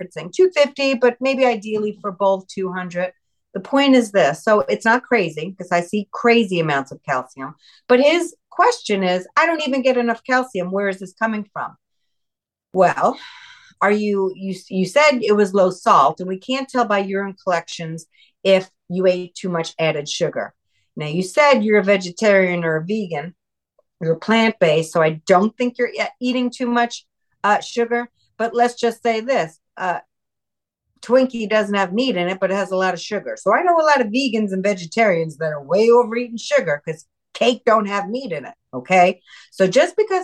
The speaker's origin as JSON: {"language": "English", "region": "New York", "country": "United States", "moved": "yes", "said": "I'm originally New Yorker myself"}